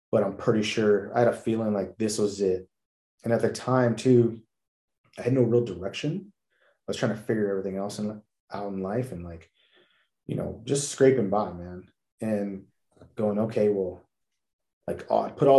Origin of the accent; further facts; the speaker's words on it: National City, California, United States; now in Texas, United States; I grew up in National City, California. I usually say San Diego because nobody knows about National City